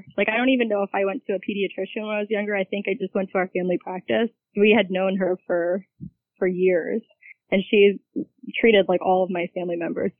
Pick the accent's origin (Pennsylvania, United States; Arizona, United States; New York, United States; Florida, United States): Pennsylvania, United States; Lancaster County; moved away; I grew up in Lancaster County, Pennsylvania, and that's where all of my family and all of my husband's family lives as well.